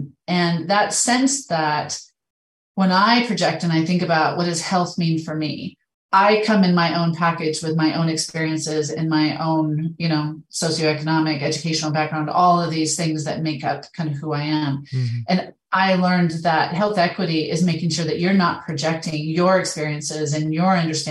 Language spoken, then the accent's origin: English; Idaho, United States; moved away as an adult; also born or lived in Middle East / Montana; now in Canada; I'm from Idaho. I've been living in Idaho. I kind of grew up in the West.